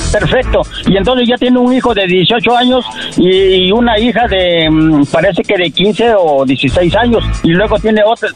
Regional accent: Tabasco, Mexico; moved away; Del estado de Tabasco.

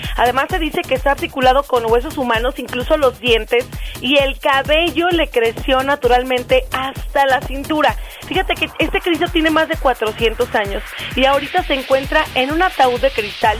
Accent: El Merito, Aguascalientes, Mexico; Soy del Merito, Aguascalientes

